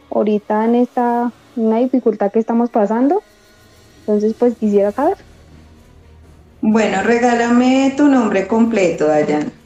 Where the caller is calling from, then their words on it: Colombia; Desde Colombia.